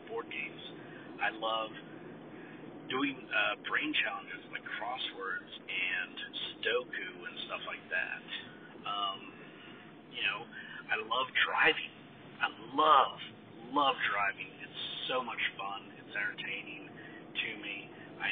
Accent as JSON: {"language": "English", "country": "United States", "said": "I'm an American"}